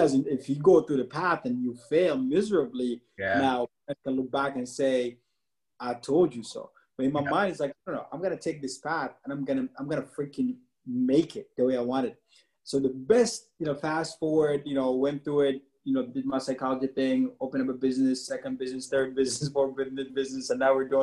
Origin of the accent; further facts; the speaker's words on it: Dubai, United Arab Emirates; also born or lived in Sudan (parents); now in United States; We grew up in the Middle East, Dubai to be exact, for like 15 years.